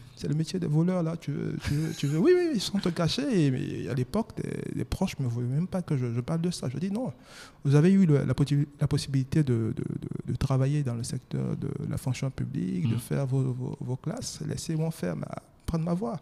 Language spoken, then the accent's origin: French; Daoukro, Côte d’Ivoire; Je suis marié, ivoirien, hmm. natif de Daokro.